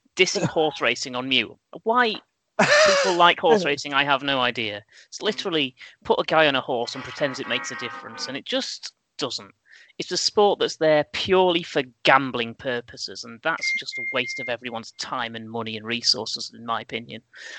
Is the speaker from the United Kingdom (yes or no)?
yes; England, United Kingdom; as a British sports fan and English sports fan